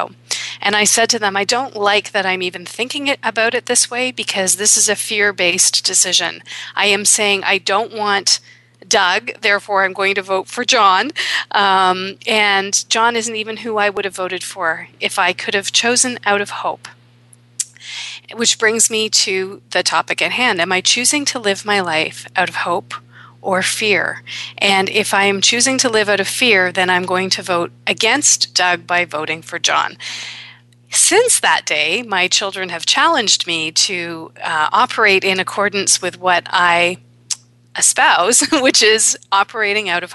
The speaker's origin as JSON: {"language": "English", "country": "Canada", "also_born_or_lived": "Toronto", "said": "I am Canadian"}